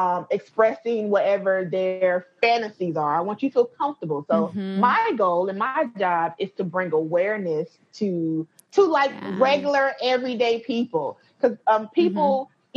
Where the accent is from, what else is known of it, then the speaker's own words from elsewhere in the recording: North Carolina, United States; I'm from North Carolina